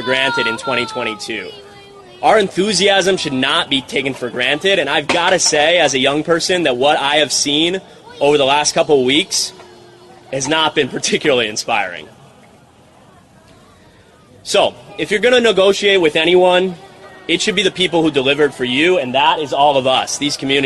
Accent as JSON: {"language": "English", "town": "Kailua", "region": "Hawaii", "country": "United States", "tie": "born or raised there", "said": "my home community that I grew up in, my hometown of Kailua on the island of Oahu in Hawaii"}